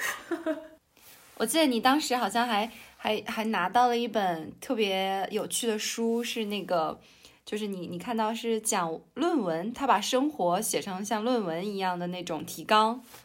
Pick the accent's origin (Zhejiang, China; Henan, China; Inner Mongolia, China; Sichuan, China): Inner Mongolia, China; Baotou; also born or lived in Beijing / Shanghai / Jiangsu; 我现在在我的家乡内蒙古包头。然后我现在是一名律师